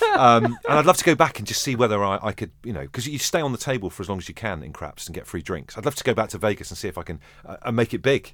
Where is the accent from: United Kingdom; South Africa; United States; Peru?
United Kingdom; Merseyside, North West England; I am from Merseyside